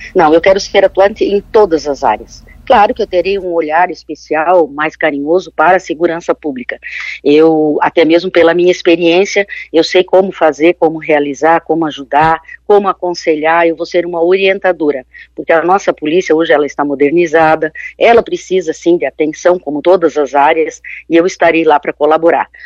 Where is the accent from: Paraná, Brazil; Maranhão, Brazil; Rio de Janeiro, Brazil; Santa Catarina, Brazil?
Santa Catarina, Brazil; Joinville; now in Florianópolis, Brazil; eu sou de Joinville, aqui da região norte